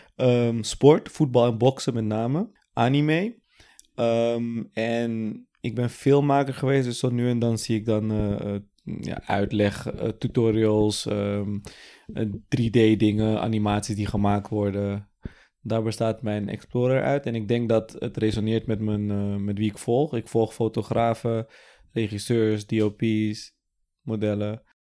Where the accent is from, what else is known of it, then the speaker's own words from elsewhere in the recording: Amsterdam, North Holland, Netherlands; 32, geboren en getogen in Amsterdam.